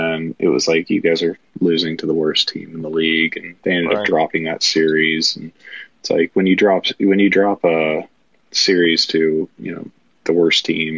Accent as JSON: {"language": "English", "town": "St. Louis", "region": "Missouri", "country": "United States", "moved": "yes", "lives_now": "Nashville, United States", "said": "Right now I'm in Nashville, but originally from St. Louis."}